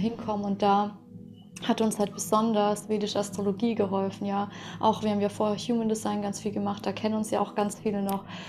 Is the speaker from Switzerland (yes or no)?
no; Russia; moved away; Ich bin ja auch in Russland geboren